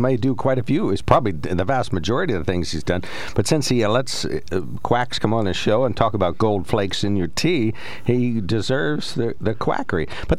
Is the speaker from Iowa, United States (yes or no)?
no; Pennsylvania, United States; born or raised there